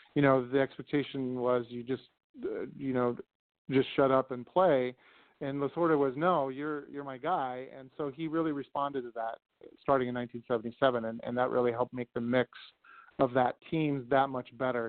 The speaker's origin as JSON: {"language": "English", "town": "Los Angeles", "region": "California", "country": "United States", "tie": "born or raised there", "also_born_or_lived": "Alabama", "moved": "as an adult", "lives_now": "Minnesota, United States", "said": "growing up in Los Angeles. I lived in uh, the Los Angeles area for the first 25 years of my life"}